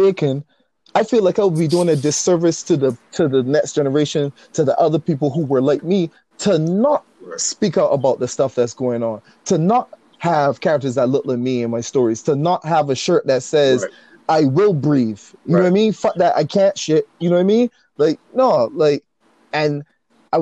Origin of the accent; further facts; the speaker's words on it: Barbados; moved away; growing up in Barbados